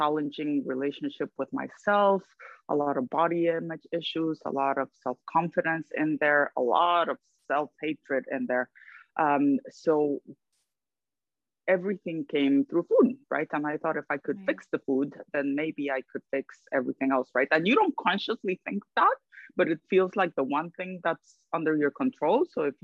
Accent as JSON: {"language": "English", "country": "Guatemala", "tie": "born or raised there", "moved": "as an adult", "lives_now": "New York, United States", "said": "I'm originally from Guatemala. I lived in my country until my 20s"}